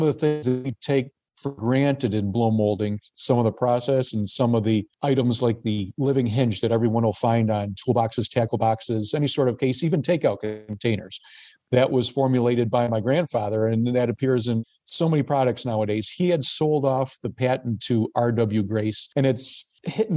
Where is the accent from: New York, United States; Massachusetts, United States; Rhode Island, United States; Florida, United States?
New York, United States; Gasport; I grew up in Gasport, New York, which is the other side of Niagara County from the workplace